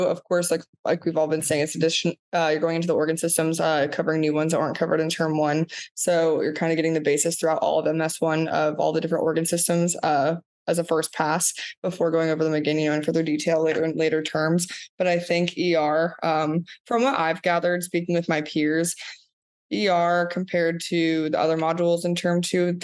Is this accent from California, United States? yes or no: no; Daytona Beach, Florida, United States; I'm originally from Daytona Beach, Florida